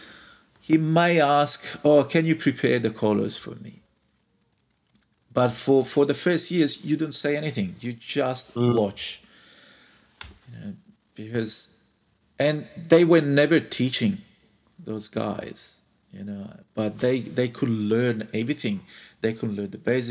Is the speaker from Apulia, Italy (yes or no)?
no; Florence, Tuscany, Italy; I come from Florence, right? And Florence is where Renaissance took place. And I grew up with all those stories